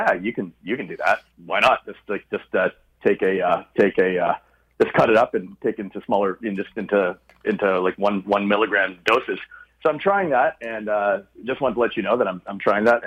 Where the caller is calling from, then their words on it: Toronto, Ontario, Canada; calling from Toronto